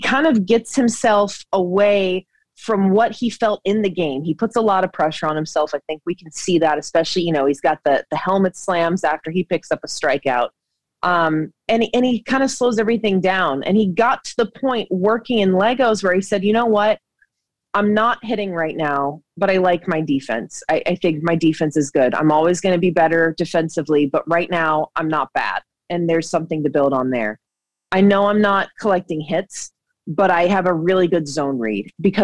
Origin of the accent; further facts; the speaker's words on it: Georgia, United States; I grew up in Georgia